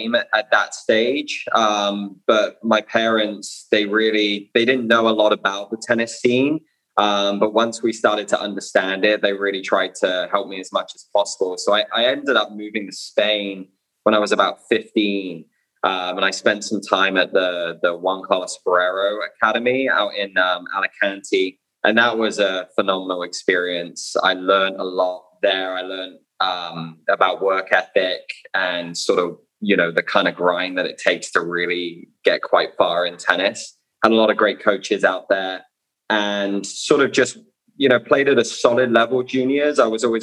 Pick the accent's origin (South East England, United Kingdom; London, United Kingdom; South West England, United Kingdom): South West England, United Kingdom; Bournemouth; I'm from Bournemouth in the UK.